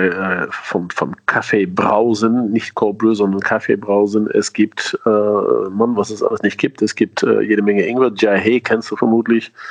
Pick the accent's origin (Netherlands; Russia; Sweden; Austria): Netherlands; Sie sind ja meine Landsmänner, ich bin ja Niederländer.